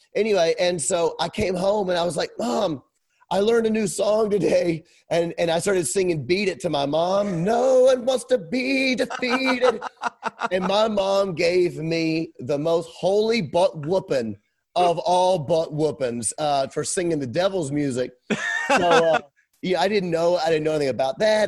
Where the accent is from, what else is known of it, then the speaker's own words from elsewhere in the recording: Memphis, Tennessee, United States; moved away as an adult; now in Kenosha, United States; I was raised in Memphis, Tennessee, Bible Belt.